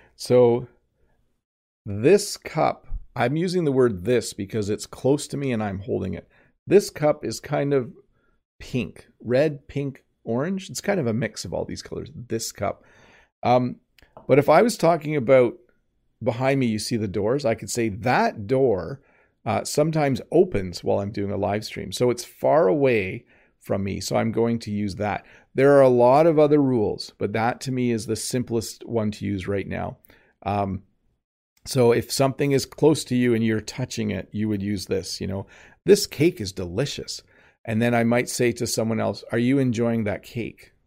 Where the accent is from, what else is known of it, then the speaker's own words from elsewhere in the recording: Canada; accent: Canadian; first language English; I'm Canadian